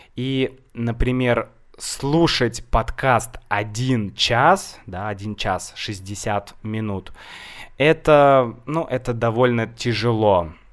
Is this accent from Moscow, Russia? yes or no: no; Saint Petersburg, Russia; я из Санкт-Петербурга, мой город Санкт-Петербург